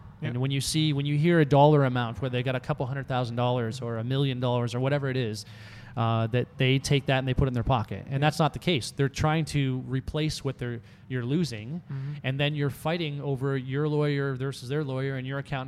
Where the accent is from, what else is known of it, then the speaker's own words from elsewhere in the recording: Canada; I'm Canadian